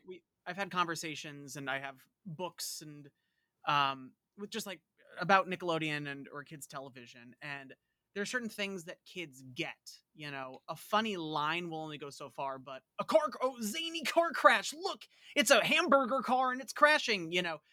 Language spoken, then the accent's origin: English; Long Island, New York, United States; I'm about as Long Island as it gets